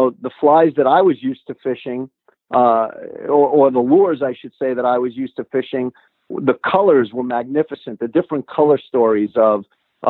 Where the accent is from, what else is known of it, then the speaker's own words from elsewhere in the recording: New York City, New York, United States; moved away as an adult; I grew up in New York City, which is a saltwater playground